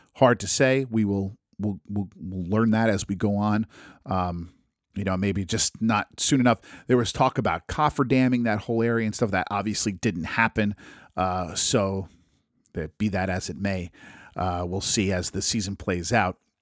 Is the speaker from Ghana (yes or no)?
no; United States; I'm an American.